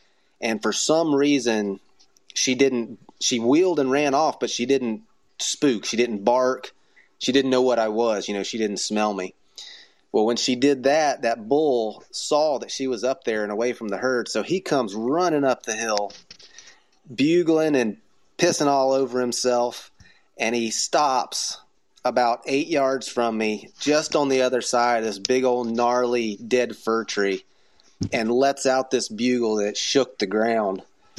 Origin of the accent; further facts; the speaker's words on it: Florida, United States; I mean, I came from Florida.